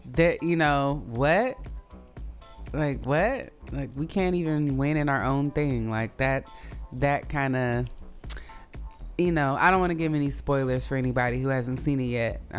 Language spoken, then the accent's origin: English; Oakland, California, United States; it reminded me of like how I felt growing up in Oakland around, you know, black people who were from the South, but, you know, here.